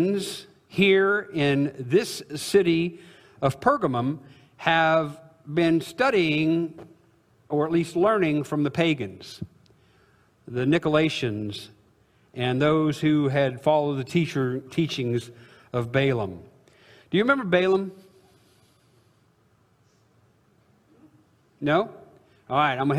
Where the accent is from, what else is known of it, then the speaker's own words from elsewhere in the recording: Illinois, United States; I'm from Illinois, but we're Cardinal fans where I live